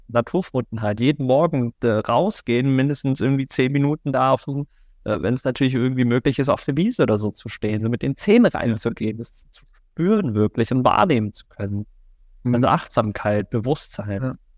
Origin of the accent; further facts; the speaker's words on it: Germany; now in Cologne, Germany; Ich bin auf dem Dorf aufgewachsen, am Bodensee